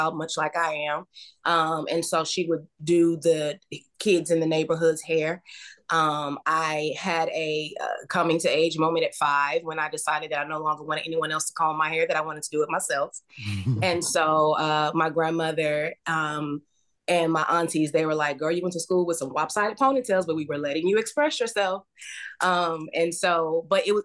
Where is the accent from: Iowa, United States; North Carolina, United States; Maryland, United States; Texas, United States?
Texas, United States; Houston; also born or lived in Henderson, Texas; I am from Texas. I was born in a little town called Henderson, Texas, and then I moved to Houston when I was 10. So, you know, pretty much a Houstonian now.